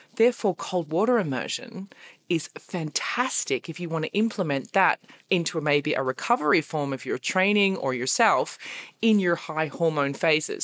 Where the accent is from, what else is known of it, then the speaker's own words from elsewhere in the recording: Australia; now in Berlin, Germany; I'm stuck in Berlin and I'm Australian